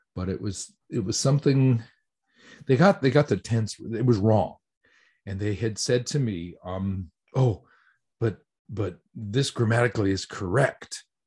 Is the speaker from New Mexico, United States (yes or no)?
yes; New Mexico, United States; moved away as an adult; now in Tokyo, Japan; I'm originally from New Mexico, actually